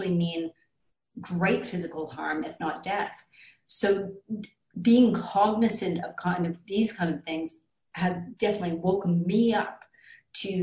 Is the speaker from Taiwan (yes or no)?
no; Canada; moved away; I'm Canadian